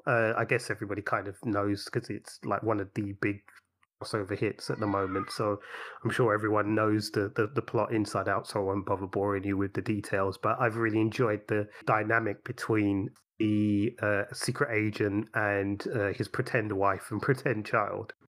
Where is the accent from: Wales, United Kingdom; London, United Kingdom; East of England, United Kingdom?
London, United Kingdom; growing up in London